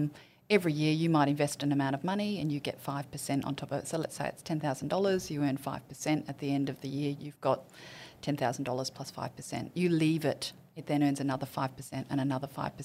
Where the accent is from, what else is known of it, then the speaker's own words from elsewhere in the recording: central Queensland, Australia; also born or lived in Geelong, Victoria / Rockhampton / Biloela / Gladstone; I actually grew up in central Queensland